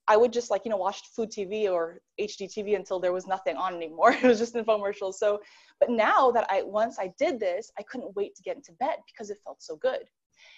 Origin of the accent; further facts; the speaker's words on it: New York, United States; now in Los Angeles, United States; I'm from New York